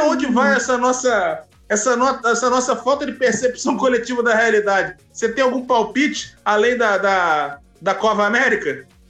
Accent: Rio de Janeiro, Brazil; Quando eu era criança em Copacabana

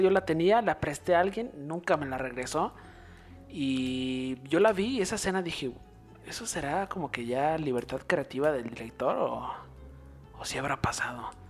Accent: Mexico; nosotros somos de México

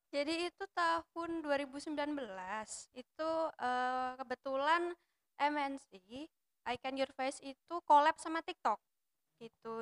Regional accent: Java, Indonesia; Aku wong Jawa

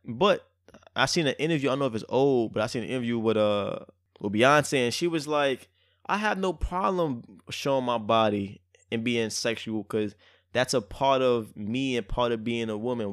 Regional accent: New York City, New York, United States; I'm so much from Brooklyn

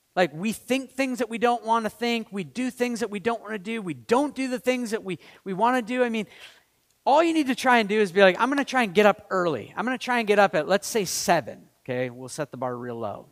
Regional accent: Maine, United States; I'm from Maine.

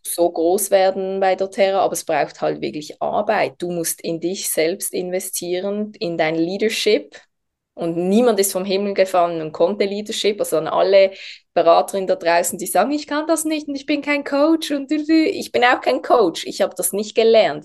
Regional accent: Basel, Switzerland; ich bin aus der Schweiz, aus der Region Basel.

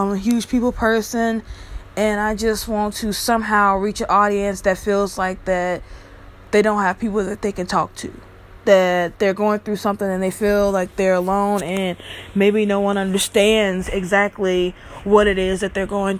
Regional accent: Bucks, Mississippi, United States; now in California, United States; my hometown of Bucks, Mississippi

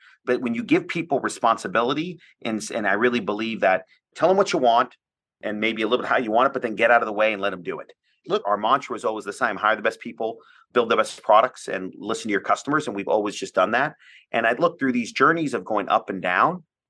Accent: India; Personally, I'm Indian.

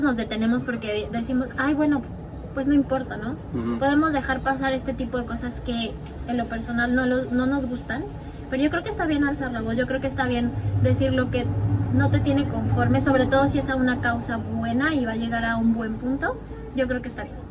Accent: Mexico; now in Norway; nosotros somos mexicanos

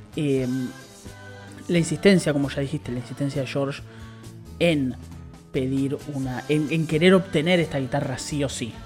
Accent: Buenos Aires, Argentina; yo soy de capital

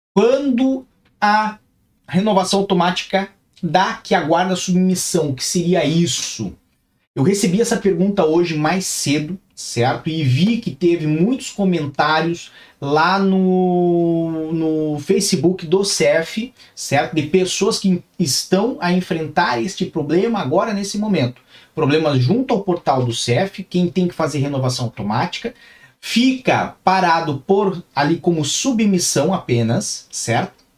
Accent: Brazil; now in Portugal; eu também sou brasileiro

